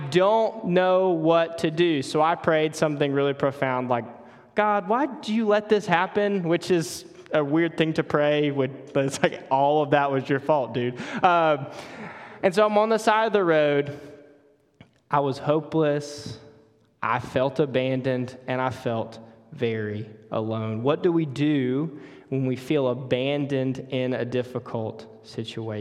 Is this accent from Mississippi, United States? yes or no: yes; Mississippi, United States; accent: Mississippi; moved away as an adult; also born or lived in Charlotte area, North Carolina; now in Charlotte, United States; we moved from Mississippi to North Carolina about a year ago. So every time you hear something weird in my voice or you need a translator, that's all the Mississippi coming out